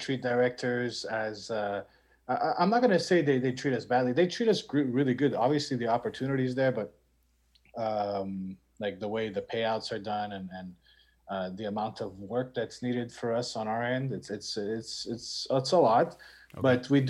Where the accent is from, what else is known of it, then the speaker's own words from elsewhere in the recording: Montreal, Quebec, Canada; I was born and raised in Montreal